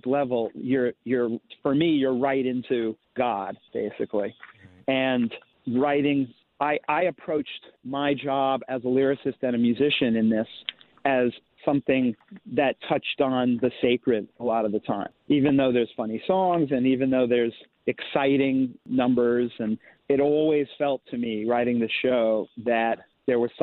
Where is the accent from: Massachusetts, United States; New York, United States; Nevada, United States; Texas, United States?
New York, United States; New York City; I grew up in New York City